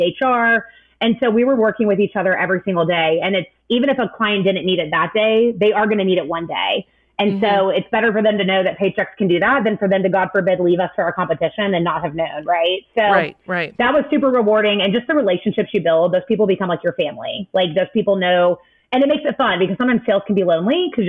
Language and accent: English; Hawaii, United States; moved away; I was born in Hawaii, so it was a homecoming